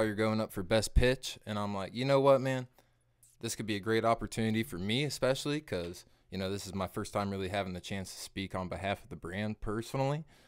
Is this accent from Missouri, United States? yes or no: yes; Kearney, Missouri, United States; moved away as an adult; now in North Kansas City, United States; Born and raised in Kearney, Missouri